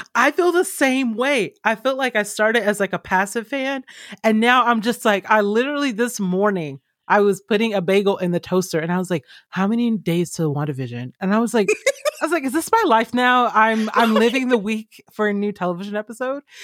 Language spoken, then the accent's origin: English; Georgia, United States; I grew up in Georgia